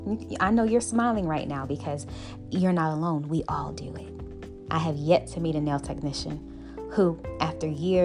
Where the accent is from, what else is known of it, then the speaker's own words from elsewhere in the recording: Buffalo, New York, United States; I'm from Buffalo, New York